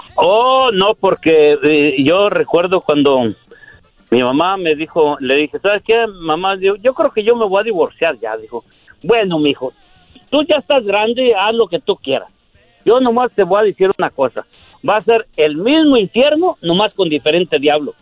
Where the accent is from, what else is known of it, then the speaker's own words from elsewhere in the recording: Michoacán, Mexico; also born or lived in Yahualica, Jalisco; ahí crecimos